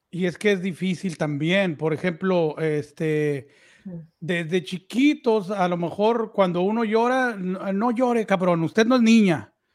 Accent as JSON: {"language": "Spanish", "country": "Mexico", "said": "los tres somos mexicanos"}